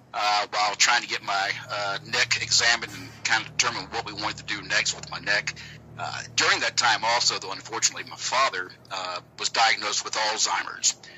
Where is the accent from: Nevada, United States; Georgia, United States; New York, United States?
Georgia, United States; accent: southern; It's a southern accent from Georgia.